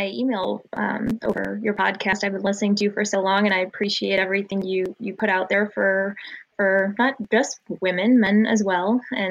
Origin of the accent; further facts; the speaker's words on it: St. Louis, Missouri, United States; I'm born and raised in St. Louis. I'm married to amazing … almost 4 years now. I'm new mother to … We call him … And I'm a Christian.